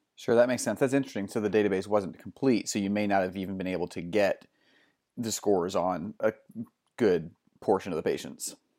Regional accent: North Carolina, United States; I grew up in North Carolina, and it's it's good to hear my, my kind of people

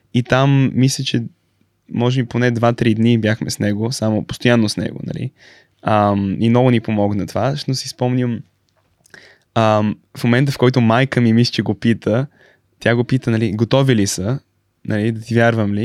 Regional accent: Bulgaria; moved away as an adult; also born or lived in São Paulo, Brazil; now in Stanford, United States; на 3 години се върнах в България

